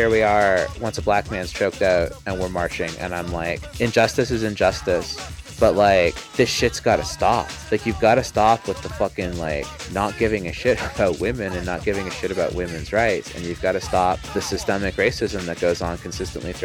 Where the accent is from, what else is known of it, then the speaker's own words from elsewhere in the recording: Canada; now in United States; As a Canadian